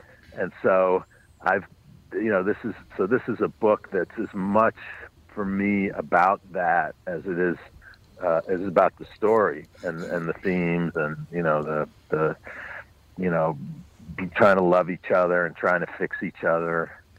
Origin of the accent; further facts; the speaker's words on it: New York City, New York, United States; I grew up on the Upper West Side, but north of 96th Street, west 106th Street, which was we lived in a beautiful building, but it was a neighborhood that had been in decline.